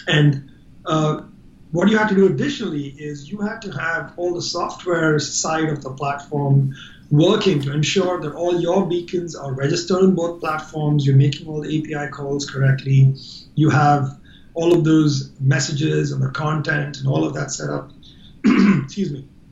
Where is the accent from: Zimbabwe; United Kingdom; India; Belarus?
India; I'm Indian